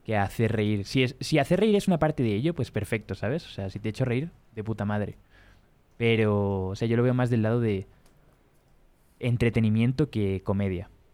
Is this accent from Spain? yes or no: yes; Spain; yo soy español o de primer mundo